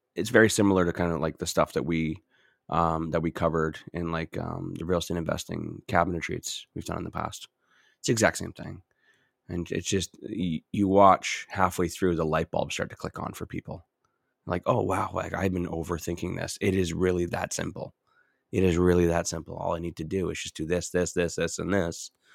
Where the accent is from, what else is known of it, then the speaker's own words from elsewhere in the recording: Edmonton, Alberta, Canada; I'm from Edmonton